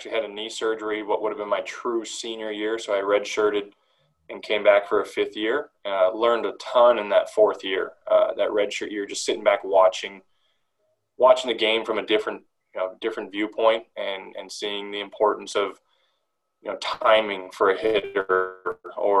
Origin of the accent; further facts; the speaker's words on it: Delta, British Columbia, Canada; I grew up in North Delta, British Columbia, played for the North Delta Blue Jays